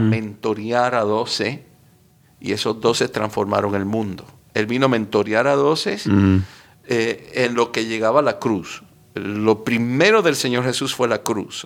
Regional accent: Miami, Florida, United States; also born or lived in Cuba; Nací en Cuba, salimos huyéndole al comunismo. Yo tenía un año y llegamos a Miami

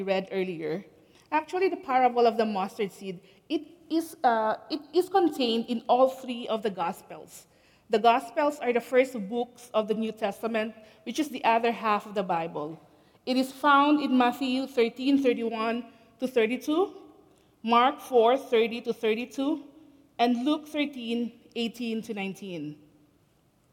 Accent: Philippines; moved away as an adult; now in Canada; I came to Canada 17 years ago. Originally, I'm from the Philippines

